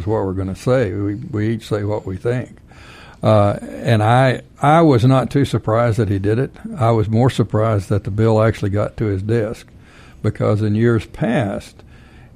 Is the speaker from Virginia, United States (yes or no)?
no; Texas, United States; I'm from Texas